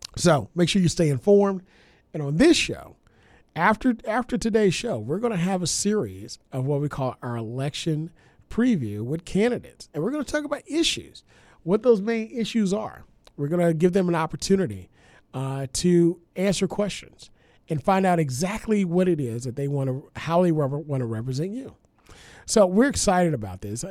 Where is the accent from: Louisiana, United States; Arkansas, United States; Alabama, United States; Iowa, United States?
Louisiana, United States; born or raised there; moved away